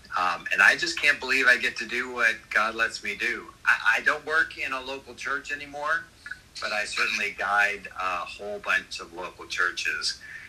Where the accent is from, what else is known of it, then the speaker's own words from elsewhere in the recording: Canada; now in Jacksonville, United States; and I'm Canadian, but I live in Jacksonville, Florida